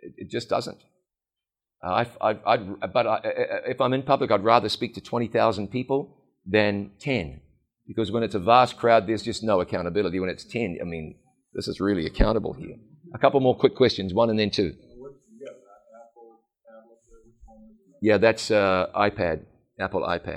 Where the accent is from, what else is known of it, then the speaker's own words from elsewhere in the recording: New Zealand; I'm just New Zealander enough